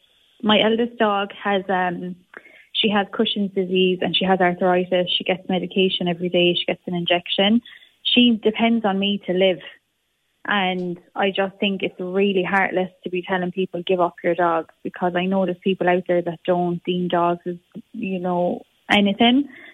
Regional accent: Limerick, Munster, Ireland; coming into Ireland at the moment, especially Limerick, because I'm from Limerick

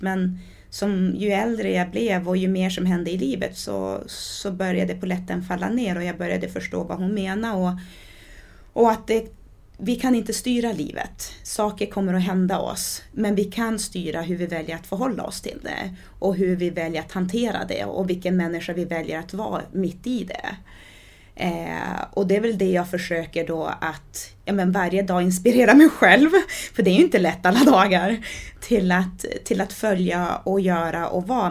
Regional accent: Sweden; also born or lived in Diamantina, Brazil; I och med att jag är svensk, har bott i Sverige i, ja men vad är det, 30 år? Eh, nej, nu ska jag inte det, 29, 28, 29 år. och har bott i Brasilien i åtta år

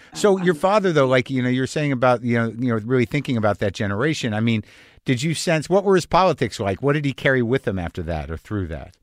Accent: United States; as an American

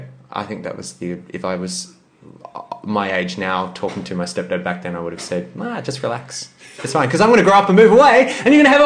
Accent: Frankston, Victoria, Australia; now in Sydney, Australia; No, I grew up in Frankston in Melbourne.

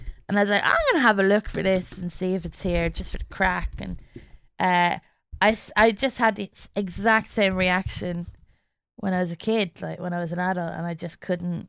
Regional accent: London, United Kingdom; born there; also born or lived in Germany / Ireland; So I was born in London and I moved to Germany and then to Ireland and back to London.

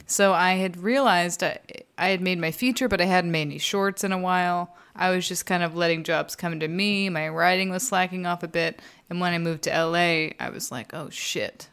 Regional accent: Texas, United States; I'm from Texas

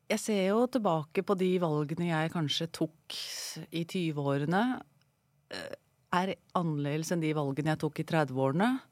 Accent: Sandefjord, Vestfold, Norway; Jeg er opprinnelig fra Sandefjord.

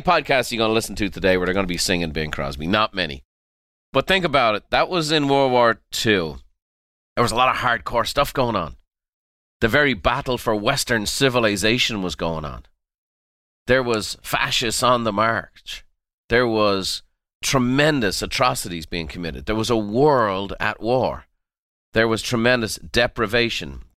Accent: Ireland; growing up in Ireland

